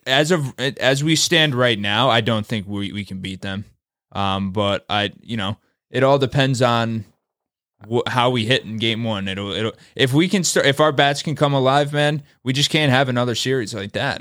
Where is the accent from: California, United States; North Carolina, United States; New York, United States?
New York, United States; Albany; I'm from Albany, too